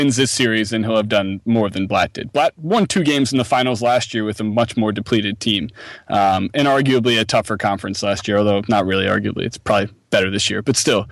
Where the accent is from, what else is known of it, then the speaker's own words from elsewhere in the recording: Philadelphia, Pennsylvania, United States; moved away; also born or lived in New York / California; I'm from Philadelphia, right? And then I live in New York and live in California.